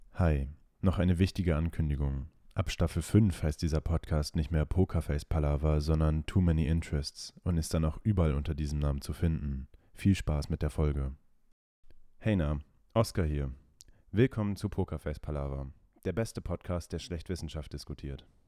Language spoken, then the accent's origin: German; Germany; als Deutsche